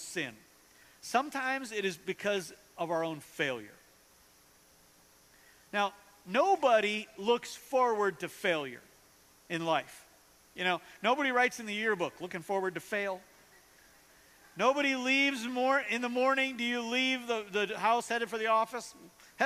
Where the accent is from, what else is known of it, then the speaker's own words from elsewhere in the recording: North Dakota, United States; now in Kansas City, United States; I grew up in North Dakota